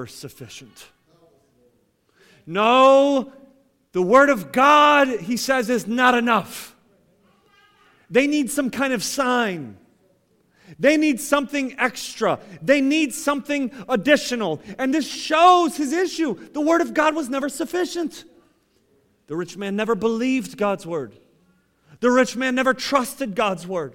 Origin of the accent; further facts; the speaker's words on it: Ohio, United States; I grew up in Ohio, and we had an apple tree in our backyard